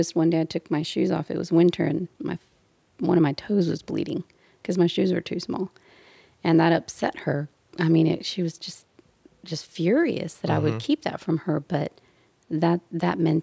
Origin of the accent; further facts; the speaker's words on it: Brownsville, Texas, United States; now in Houston, United States; And from the Valley, I'm from Brownsville.